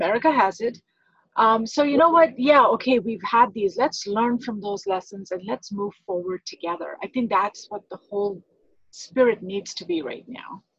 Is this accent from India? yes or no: yes; India; now in United States; I grew up in India.